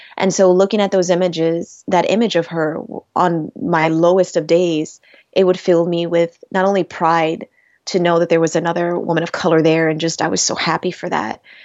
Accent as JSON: {"language": "English", "town": "Rochester", "region": "New York", "country": "United States", "tie": "born or raised there", "said": "my hometown of Rochester, New York"}